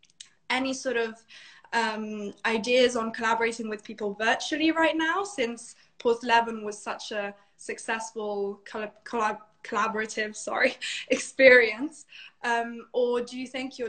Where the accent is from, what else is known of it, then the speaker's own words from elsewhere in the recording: Italy; Italy, my home country.